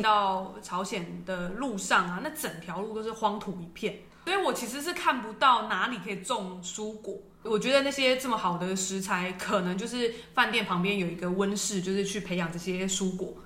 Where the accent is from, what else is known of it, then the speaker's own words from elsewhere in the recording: Taiwan; 在我们台湾人来看